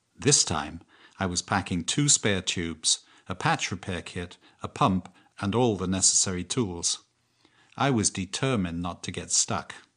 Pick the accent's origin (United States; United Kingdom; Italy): United Kingdom; England; moved away; also born or lived in Canada; I'm English.